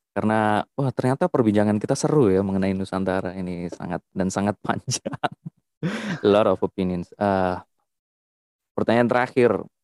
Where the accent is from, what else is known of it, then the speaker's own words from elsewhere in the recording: Java, Indonesia; saya dari Jawa